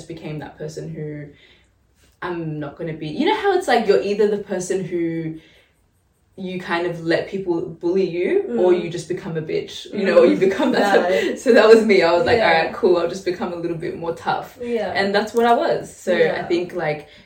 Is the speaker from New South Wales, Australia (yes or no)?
no; Melbourne, Victoria, Australia; we were born in Melbourne, like, grew up in inner city, kind of like Kensington area